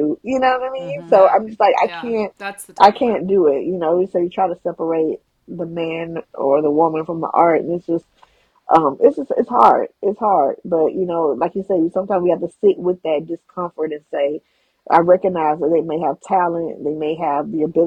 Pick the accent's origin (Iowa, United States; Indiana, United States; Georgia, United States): Georgia, United States; I'm from Georgia